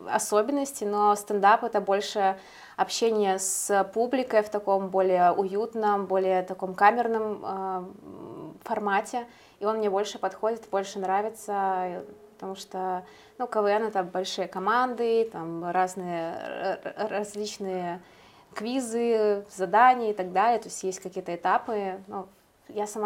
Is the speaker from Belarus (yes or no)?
yes; Belarus; now in Vilnius, Lithuania; белорусские комики сталкиваются с тем, что с чем столкнулась я и многие белорусы.